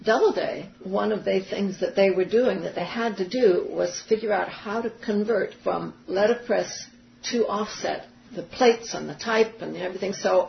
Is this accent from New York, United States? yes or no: yes; New York, United States; They just saw me, and I was somebody who understood production, and I was from New York, and I talked a good talk.